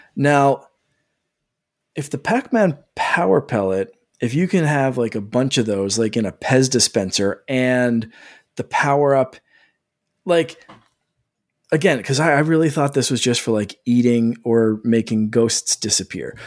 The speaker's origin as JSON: {"language": "English", "country": "Canada", "said": "I'm Canadian"}